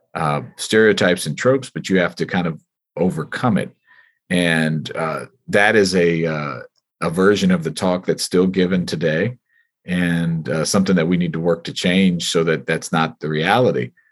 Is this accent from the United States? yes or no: yes; United States; as a child, you know, here growing up in America